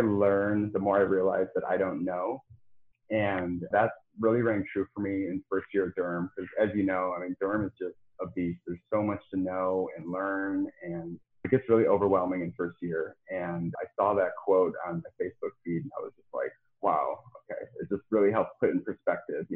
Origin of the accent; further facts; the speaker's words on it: Plainview, Minnesota, United States; moved away as an adult; now in Jacksonville, United States; I grew up in southeastern Minnesota outside of a small town called Plainview.